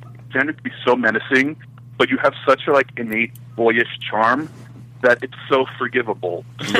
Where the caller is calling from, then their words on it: New York, United States; from New York.